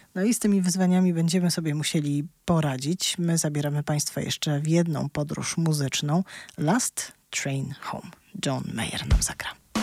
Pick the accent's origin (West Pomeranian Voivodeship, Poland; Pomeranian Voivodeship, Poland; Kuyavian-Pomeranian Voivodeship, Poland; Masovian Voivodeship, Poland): Masovian Voivodeship, Poland; Warsaw; ja się urodziłam w Warszawie, całe życie tutaj mieszkam